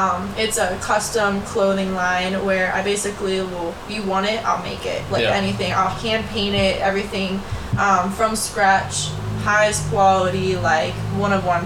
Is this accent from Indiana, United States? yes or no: no; Pittsburgh, Pennsylvania, United States; I'm from Pittsburgh